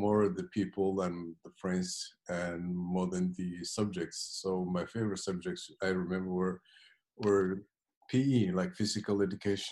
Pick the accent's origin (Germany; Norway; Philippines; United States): Norway; Oslo; also born or lived in Somalia; I grew up in Oslo